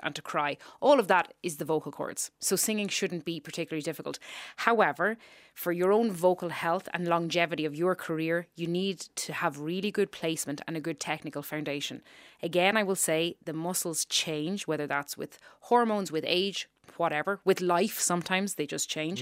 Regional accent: Ireland; accent: Irish; moved away; my accent came back to where it should be. Um, we speak very far back as Irish people

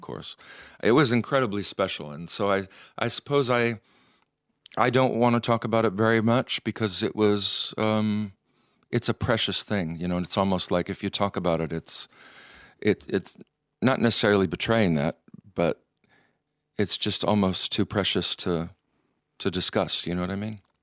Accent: Michigan, United States; now in Iceland; young Methodist boy, and growing up in Michigan

